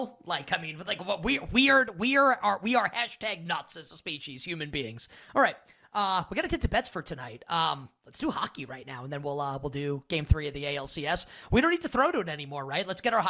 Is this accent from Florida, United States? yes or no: no; New York City, New York, United States; I grew up on Northern Boulevard in Queens where it was commonplace.